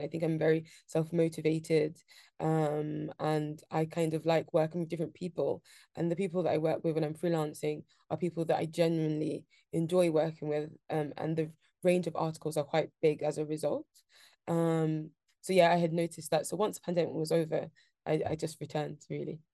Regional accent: London, United Kingdom; I grew up in Shoreditch, um, so a very central London

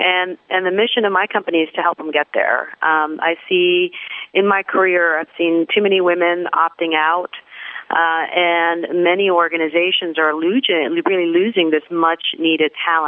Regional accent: Pakistan; moved away; I'm originally from Pakistan, but I would say that I'm really a citizen of the world. I've lived or worked in seven countries around the world across three different continents.

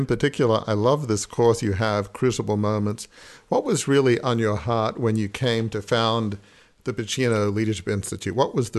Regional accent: Australia; now in Annapolis, United States; I've never been in the military and I'm from Australia, but I live in Annapolis

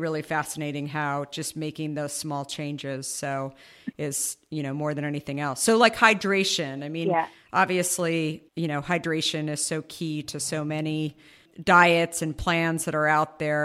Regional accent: Arizona, United States; also born or lived in New York; now in San Francisco, United States; I grew up in Arizona

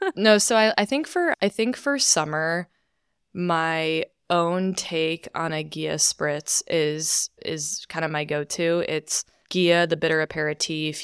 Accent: Chicago suburbs, Illinois, United States; also born or lived in New York; now in Austin, United States; I'm originally from Chicago suburbs

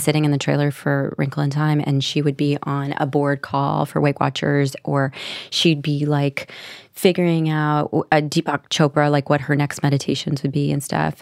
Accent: Nashville, Tennessee, United States; moved away; I was from Nashville, Tennessee

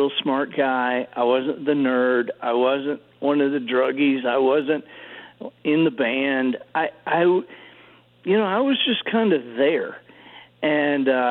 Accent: Dothan, Alabama, United States; I think of Dothan, Alabama, specifically, because that was where we were from my third grade to ninth grade.

